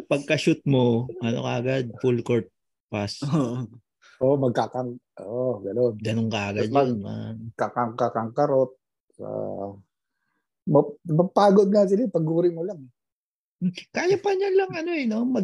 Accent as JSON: {"language": "Tagalog", "town": "Manila", "region": "Metro Manila", "country": "Philippines", "said": "taga Tondo kami."}